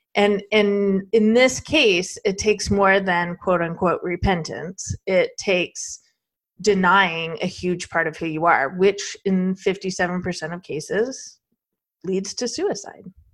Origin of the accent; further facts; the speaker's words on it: Arizona, United States; I'm from Arizona.